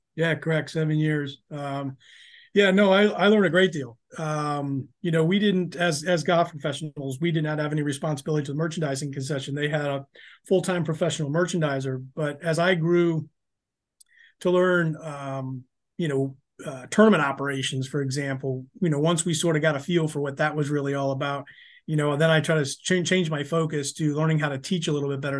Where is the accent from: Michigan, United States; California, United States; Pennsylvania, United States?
Michigan, United States; Jackson; moved away as an adult; now in Florida, United States; I grew up in Jackson, Michigan, which is west of Detroit